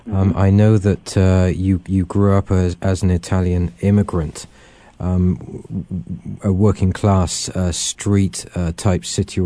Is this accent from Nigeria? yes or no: no; England, United Kingdom; I grew up in England, surrounded by uncles and relatives who had been involved not only in the Second World War, but also the Great War.